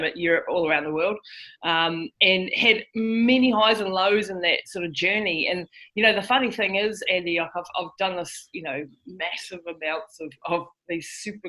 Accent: New Zealand; I'm from New Zealand. So yeah, I'm a Kiwi. So I live right down the bottom of the world

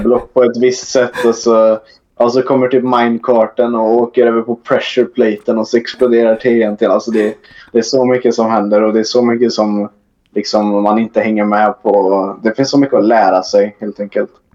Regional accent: near Trollhättan, Västra Götaland, Sweden; jag kommer från över Trollhättan, kanske 45 minuter med bil

